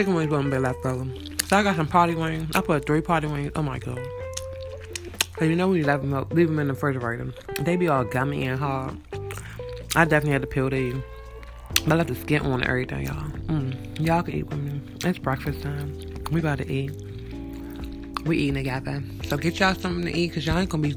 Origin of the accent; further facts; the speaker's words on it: Landover, Maryland, United States; I'm from Landover.